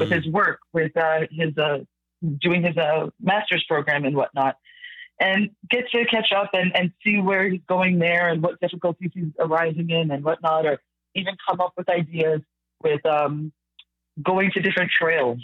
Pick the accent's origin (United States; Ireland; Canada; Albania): Canada; Mississauga, Ontario; I was raised in Mississauga